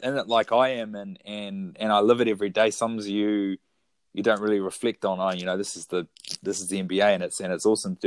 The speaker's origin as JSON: {"language": "English", "town": "Foxton", "region": "Wellington", "country": "New Zealand", "tie": "born or raised there", "also_born_or_lived": "Wairarapa", "lives_now": "Wellington, New Zealand", "said": "I'm from the Kapiti Coast. I grew up in the big town of Foxton"}